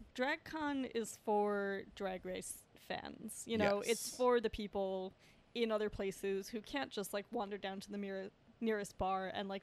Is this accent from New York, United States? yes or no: yes; Westchester, New York, United States; now in New York City, United States; I grew up in Westchester